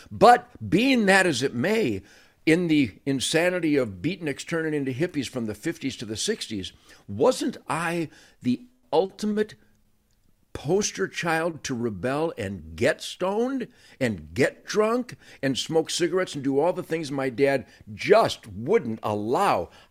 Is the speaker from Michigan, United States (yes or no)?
yes; Detroit, Michigan, United States; I was born on the Rouge River Uh, in Detroit